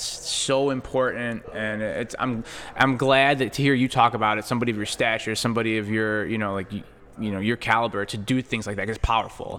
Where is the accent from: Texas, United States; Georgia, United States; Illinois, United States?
Illinois, United States; Chicago; we grew up in Chicago